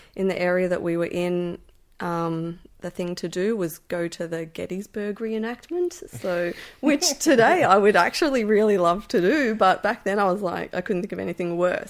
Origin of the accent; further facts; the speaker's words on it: Melbourne, Victoria, Australia; I grew up in Brunswick in Melbourne